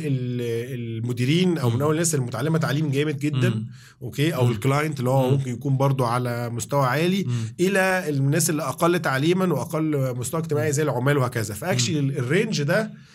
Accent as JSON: {"language": "Arabic", "country": "Egypt", "also_born_or_lived": "England", "said": "انا اول مصري واول واحد من مصر"}